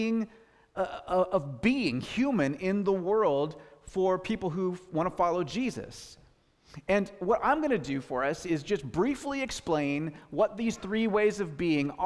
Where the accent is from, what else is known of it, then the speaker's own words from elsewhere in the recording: Gig Harbor, Washington, United States; I grew up in Gig Harbor, Washington